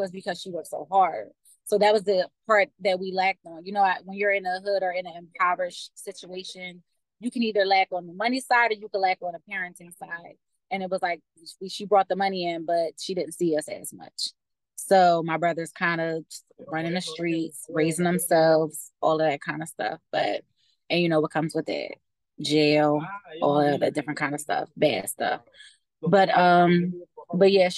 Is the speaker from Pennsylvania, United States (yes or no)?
yes; Philadelphia, Pennsylvania, United States; So I'm from Philly. I'm 28